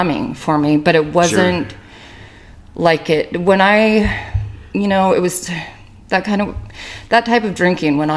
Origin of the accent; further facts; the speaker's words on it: St. George, Utah, United States; moved away; also born or lived in Las Vegas, Nevada; I was born in St. George